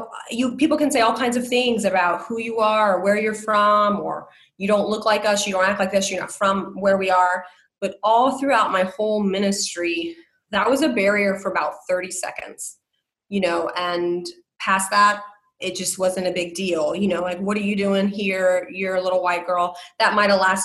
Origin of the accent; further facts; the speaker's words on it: South Florida, United States; moved away; also born or lived in Iowa; I'm from South Florida. And I lived in Iowa for 18 and a half years